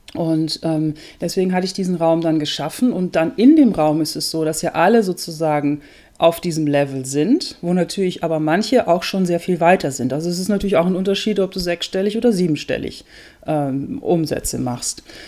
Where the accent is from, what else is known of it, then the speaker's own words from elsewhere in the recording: Germany; moved away as an adult; also born or lived in Netherlands; now in Austria; Ich lebe in Österreich, bin gebürtige Holländerin, habe viele Jahre in Deutschland gelebt, eigentlich fast mein ganzes Leben